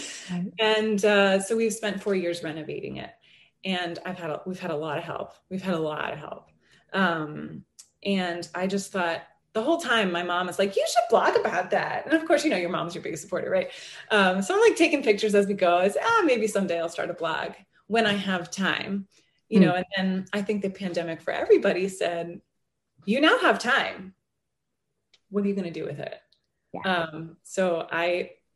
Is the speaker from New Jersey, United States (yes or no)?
yes; New Jersey, United States; now in New York, United States; I'm from New Jersey originally, outside New York City